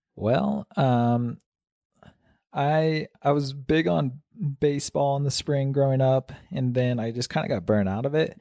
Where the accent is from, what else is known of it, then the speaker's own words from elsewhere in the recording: Kansas, United States; now in Mammoth Lakes, United States; I was born in Kansas, no altitude there